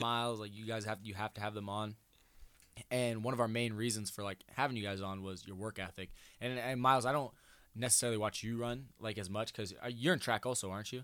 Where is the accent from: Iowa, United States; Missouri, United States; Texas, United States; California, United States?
Iowa, United States; Denison; moved away; I'm from Denison